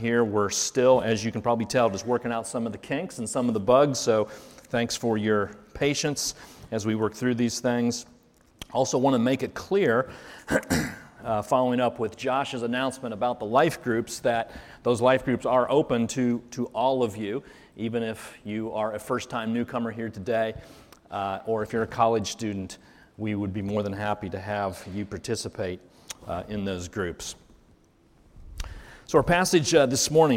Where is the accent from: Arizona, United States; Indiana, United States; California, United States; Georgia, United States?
Indiana, United States; Carmel; now in Muncie, United States; I actually grew up in Carmel, so spent a lot of years there